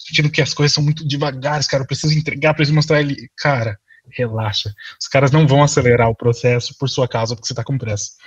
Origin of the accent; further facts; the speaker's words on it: Brazil; moved away as an adult; also born or lived in São Paulo; now in Ireland; estudado quando eu estava no Brasil.